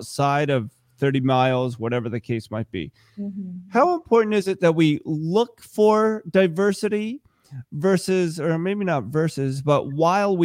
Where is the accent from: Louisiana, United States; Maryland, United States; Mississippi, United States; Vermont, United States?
Vermont, United States; also born or lived in South Korea; I was adopted from South Korea, grew up right here in Vermont, so I'm more Vermonter than I am anything